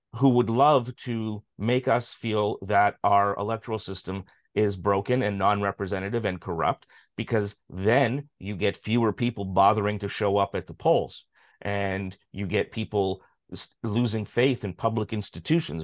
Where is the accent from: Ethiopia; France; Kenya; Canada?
Canada; as a Canadian